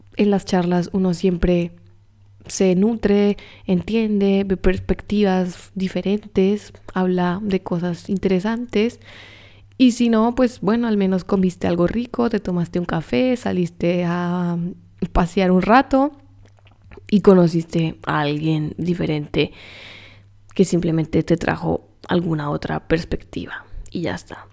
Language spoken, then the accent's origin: Spanish; Colombia; yo soy colombiana